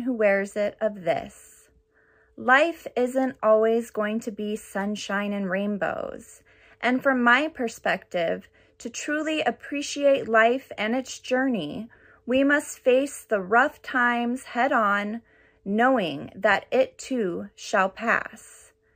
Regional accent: Orange County, California, United States; I'm from Orange County, California.

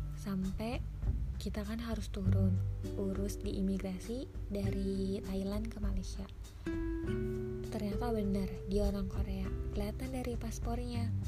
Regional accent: Indonesia; saya dari Indonesia

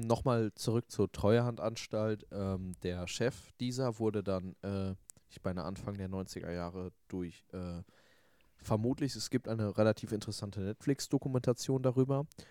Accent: Hamm, North Rhine-Westphalia, Germany

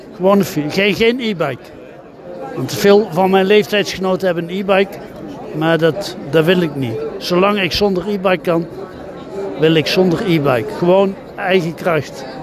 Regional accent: Eindhoven, North Brabant, Netherlands; now in Heeswijk-Dinther, Netherlands; Ik woon in Heeswijk-Dinter, dat is in de buurt van Sertogenbos. Ik kom eigenlijk uit Eindhoven

